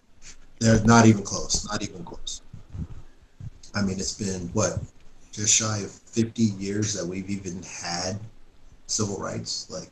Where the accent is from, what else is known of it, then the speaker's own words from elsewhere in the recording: United States; I love being American.